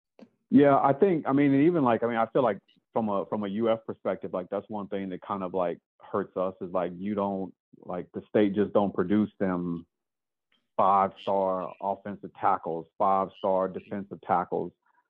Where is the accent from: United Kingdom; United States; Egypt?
United States; Texas; also born or lived in South Florida; now in Georgia, United States; I'm from Texas, played there, lived in South Florida, and I live here